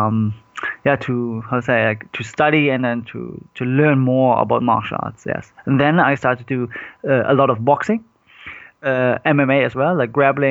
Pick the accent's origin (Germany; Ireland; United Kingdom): Germany; Cologne, North Rhine-Westphalia; I was born in Germany, but my parents moved when they was like 18, they moved to Germany. And I was born and raised in Germany.